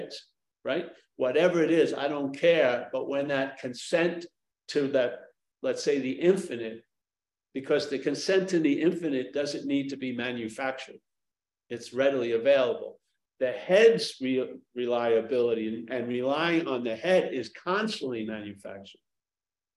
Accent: New York, United States; now in San Francisco, United States; I come from New York

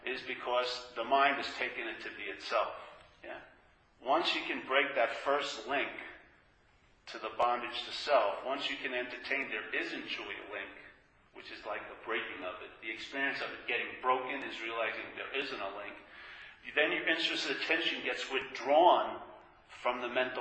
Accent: New York, United States; I grew up in New York

